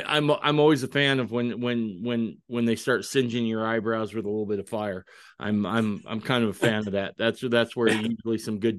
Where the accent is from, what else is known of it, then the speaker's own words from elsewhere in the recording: Western Idaho, United States; I spent my teenage years in Idaho, in Western Idaho.